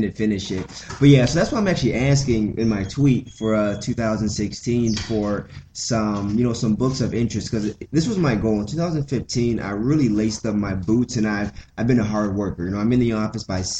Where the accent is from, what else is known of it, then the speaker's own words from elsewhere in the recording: Rufford, outside Detroit, Michigan, United States; moved away as an adult; now in Grand Rapids, United States; I'm from the Mitten, but I'm from the east side of Michigan. So I'm from Rufford, which is a little township outside of Detroit